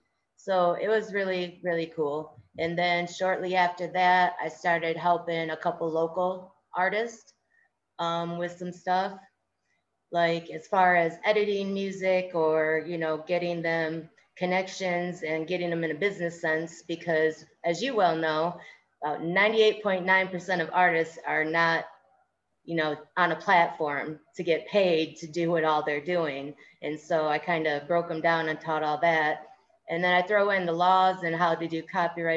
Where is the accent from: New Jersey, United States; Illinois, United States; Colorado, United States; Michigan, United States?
Michigan, United States; Lansing; I am from Lansing, Michigan